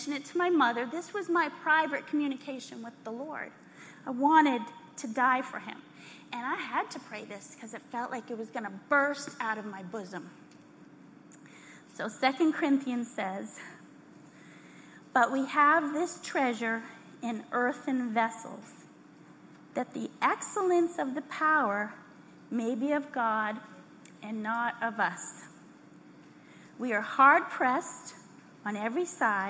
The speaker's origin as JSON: {"language": "English", "region": "Texas", "country": "United States", "said": "We're from Texas."}